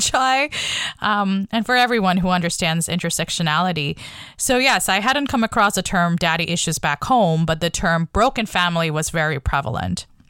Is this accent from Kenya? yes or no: no; Bangladesh; moved away as an adult; now in Canada; I came to Canada when I was eighteen from Bangladesh.